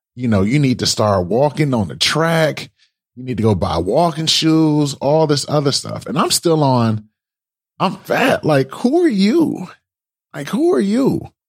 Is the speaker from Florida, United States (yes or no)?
no; Detroit, Michigan, United States; So I transferred to a school back home in Michigan, right? Well, you know, like I said, I'm from Michigan